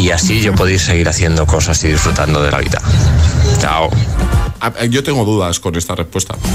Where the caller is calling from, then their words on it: Valencia, Valencian Community, Spain; Hola, buenos días, agitadores. … de Valencia.